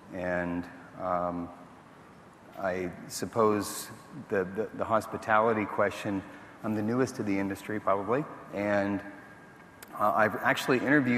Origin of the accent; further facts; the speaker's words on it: Netherlands; also born or lived in Seattle, United States; So I was born in the Netherlands, grew up between there and Seattle, Washington.